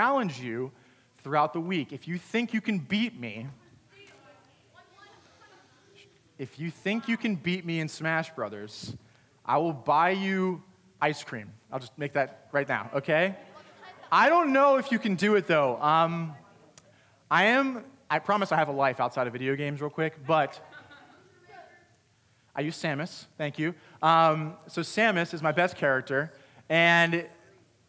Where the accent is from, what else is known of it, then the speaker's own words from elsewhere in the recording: Pennsylvania, United States; I grew up in Pennsylvania.